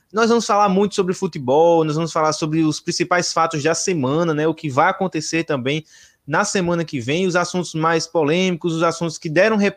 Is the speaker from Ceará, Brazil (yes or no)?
no; Paraíba, Brazil; now in Rio de Janeiro, Brazil; sou natural da Paraíba, moro hoje no Rio de Janeiro e estou aqui com os meus amigos fazendo esse podcast